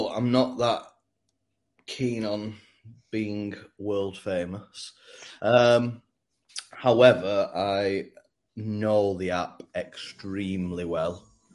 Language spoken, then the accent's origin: English; Whitworth, North West England, United Kingdom; also born or lived in Fairfield / Shawclough; I was born in Fairfield, and then I lived opposite Fairfield, near enough. And then we moved to Shawcliffe, which is near enough Whitworth